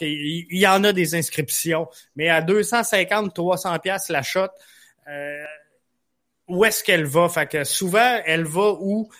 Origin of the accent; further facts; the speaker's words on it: Quebec City, Quebec, Canada; now in Rivière-du-Loup, Canada; je suis à Rivière-du-Loup. je viens de Québec